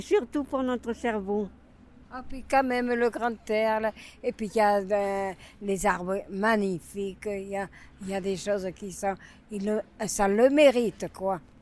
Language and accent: French; Bordeaux, Nouvelle-Aquitaine, France; je suis une bordelaise